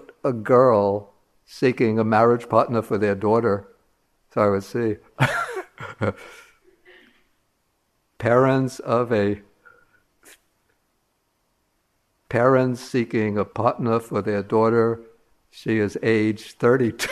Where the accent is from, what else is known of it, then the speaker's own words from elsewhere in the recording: New York City, New York, United States; I grew up in Brooklyn, the great borough of Brooklyn, 52nd Street near 12th Avenue